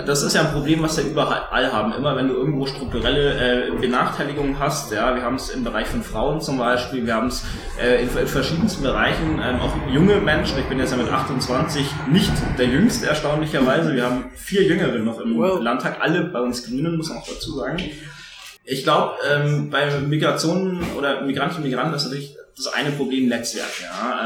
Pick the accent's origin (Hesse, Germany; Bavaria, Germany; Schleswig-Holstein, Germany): Bavaria, Germany; Tegernsee; ich bin im, am Tegernsee geboren, also oberbayerischer, wie es fast nicht geht